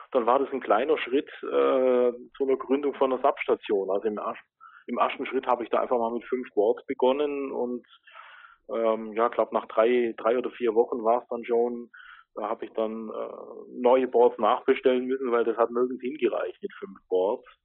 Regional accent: Ulm, Baden-Württemberg, Germany; man hört es vielleicht vom Dialekt, ich komme aus Baden-Württemberg, genau gesagt aus Ulm, bin äh, 45 Jahre alt

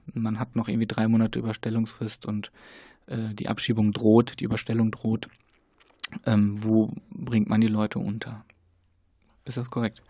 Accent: Germany; wir als Deutsche, Deutschland

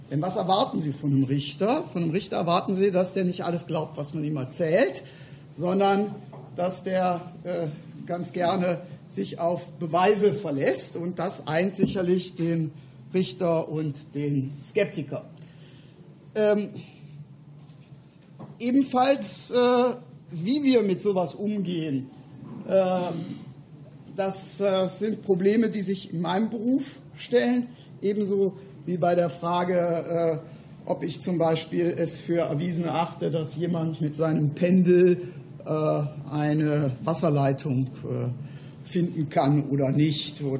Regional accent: Cologne, North Rhine-Westphalia, Germany; dass wir in Köln, wo ich herkomme, auch eine Regionalgruppe der GWUP haben.

